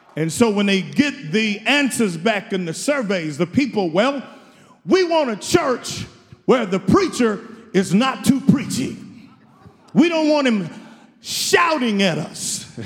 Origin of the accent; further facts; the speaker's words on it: Houston, Texas, United States; I'm from Houston